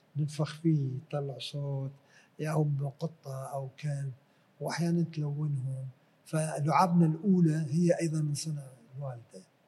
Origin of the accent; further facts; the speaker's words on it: Basra, Basra Governorate, Iraq; moved away; also born or lived in Europe; أنا أظل عراقي من بصرة.